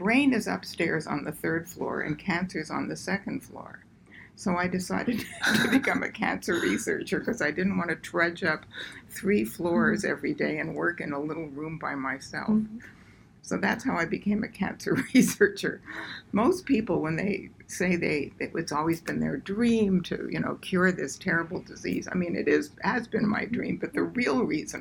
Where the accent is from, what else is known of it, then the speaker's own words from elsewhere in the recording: Montreal, Quebec, Canada; moved away; I was born and raised in Canada, in Montreal, and I went to McGill.